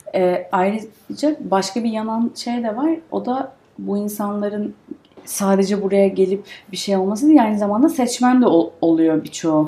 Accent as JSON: {"language": "Turkish", "country": "Turkey"}